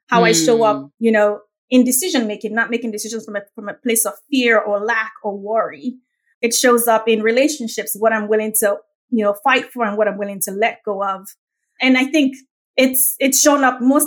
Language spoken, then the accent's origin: English; Lagos, Nigeria; accent: Nigerian; now in United States; I grew up in the most populous Black nation on earth, which is Nigeria